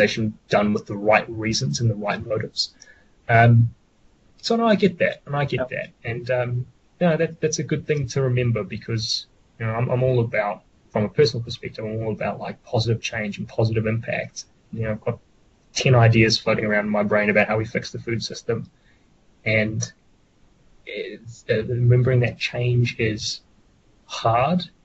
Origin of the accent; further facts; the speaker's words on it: New Zealand; as Kiwi farmers